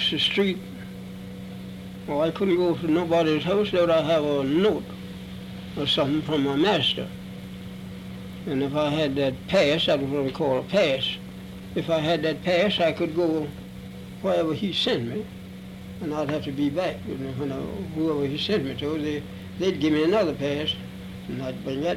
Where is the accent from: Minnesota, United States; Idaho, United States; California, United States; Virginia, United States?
Virginia, United States; Charlottesville; I was born in Charlottesville, Virginia.